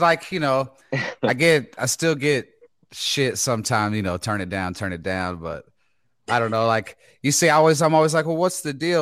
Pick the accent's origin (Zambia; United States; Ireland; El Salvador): United States; Texas; I'm from Texas.